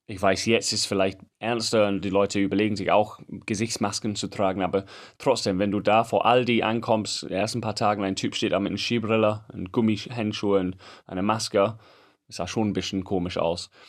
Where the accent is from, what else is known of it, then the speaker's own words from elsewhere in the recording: England, United Kingdom; German is a second language; Und ich schwöre es, ich bin Engländer. Diesen Begriff habe ich nie gehört.